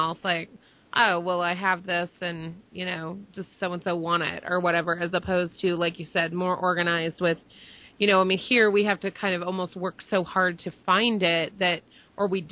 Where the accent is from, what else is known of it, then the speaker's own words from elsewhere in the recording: Texas, United States; growing up in Texas, so close to Louisiana, we did grow up having, you know, access to boudin